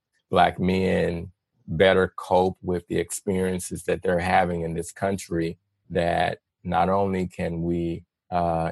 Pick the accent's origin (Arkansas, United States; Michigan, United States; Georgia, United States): Arkansas, United States; Little Rock; moved away; I grew up in Little Rock